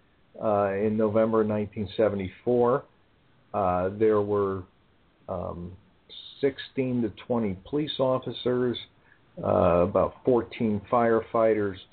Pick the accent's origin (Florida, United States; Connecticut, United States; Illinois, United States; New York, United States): Connecticut, United States; Bridgeport; I was 10 years old at the time, growing up in Bridgeport